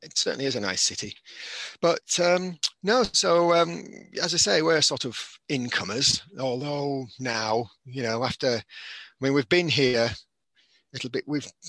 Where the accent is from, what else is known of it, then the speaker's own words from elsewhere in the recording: St Helens, North West England, United Kingdom; now in Wales; I'm actually from St Helens originally.